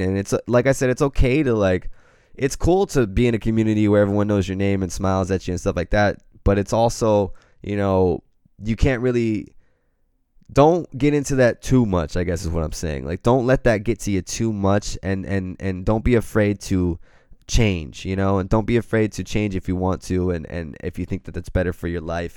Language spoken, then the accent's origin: English; Pacific Grove, California, United States; I grew up in Pacific, Pacific Grove, California